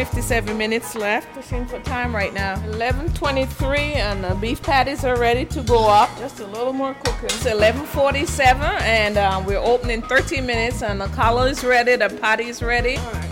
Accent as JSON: {"language": "English", "country": "Jamaica", "tie": "born or raised there", "moved": "yes", "said": "I was born in Jamaica. I'm the first of 11 kids"}